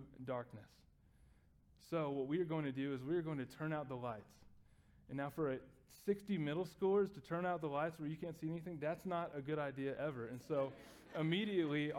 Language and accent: English; Texas, United States; I grew up in Texas